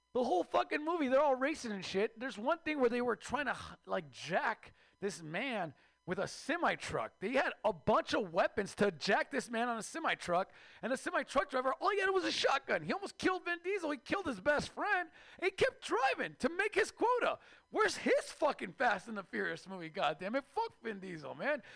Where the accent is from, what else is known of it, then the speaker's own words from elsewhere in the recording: Mexico; now in United States; I am Mexican from Mexico